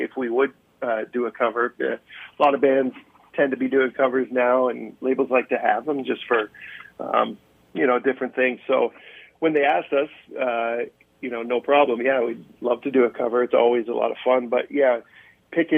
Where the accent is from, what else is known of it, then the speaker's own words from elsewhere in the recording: just outside of Toronto, Ontario, Canada; also born or lived in Norwood, Ontario; I was born just outside of Toronto and then moved to Norwood for my first year of high school